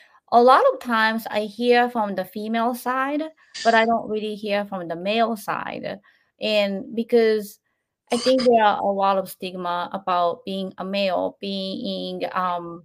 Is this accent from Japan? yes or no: yes; Japan; moved away; And I grew up in Japan